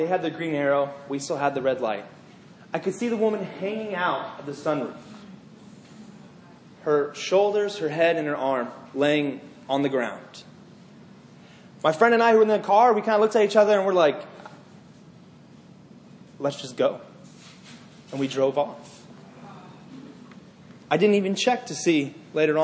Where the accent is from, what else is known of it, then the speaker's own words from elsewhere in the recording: Northern Virginia, United States; I grew up in Northern Virginia.